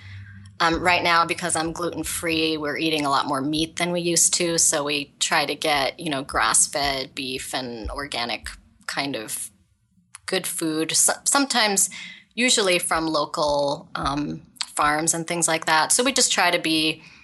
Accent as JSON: {"language": "English", "town": "Ottawa", "region": "Ontario", "country": "Canada", "tie": "born or raised there", "said": "I grew up in Ottawa, Canada, and I have a father who was from India."}